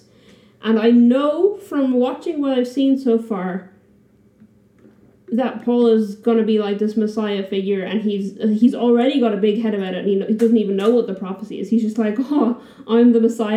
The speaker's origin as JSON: {"language": "English", "country": "Ireland", "said": "I'm just too Irish"}